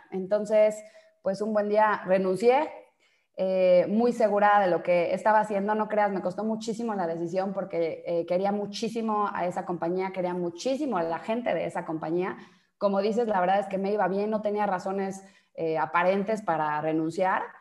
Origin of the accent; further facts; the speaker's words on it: Mexico; also born or lived in Brazil; soy mexicana